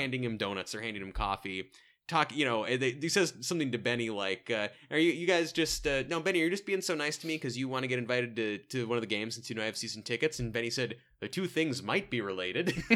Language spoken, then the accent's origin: English; Salem, Oregon, United States; my hometown